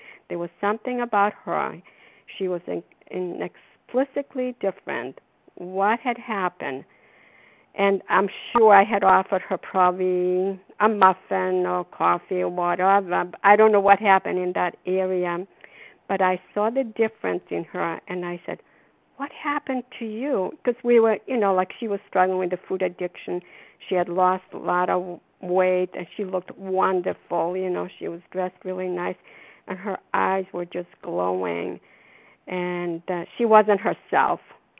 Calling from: Foxborough, Massachusetts, United States; also born or lived in Florida; recovered compulsive overeater, calling from Foxborough. I'm calling from Florida now. We are here for the winter.

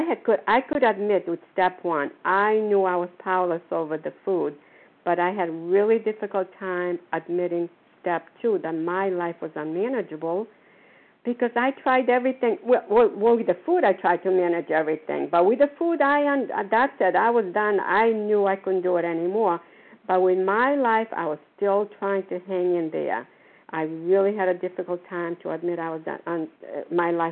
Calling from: Port Charlotte, Florida, United States; I'm calling from Port Charlotte, Florida. I forget where I am. We have here for the winter.

